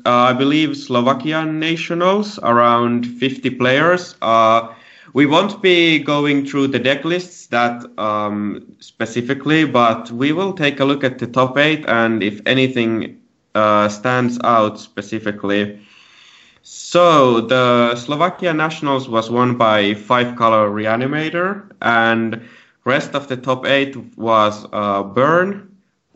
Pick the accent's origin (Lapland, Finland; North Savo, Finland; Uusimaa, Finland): Uusimaa, Finland; Helsinki area; I'm from Finland, Helsinki area.